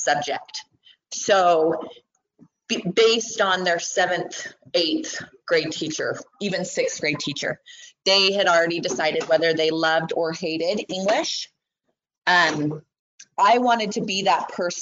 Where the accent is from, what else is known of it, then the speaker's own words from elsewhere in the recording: American Fork, Utah, United States; when I'm from American Fork, he was there when I went to school at American Fork Junior